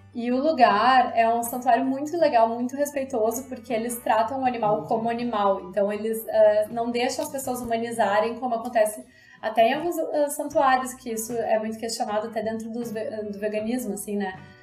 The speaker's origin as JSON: {"language": "Portuguese", "country": "Brazil", "said": "sendo brasileiros"}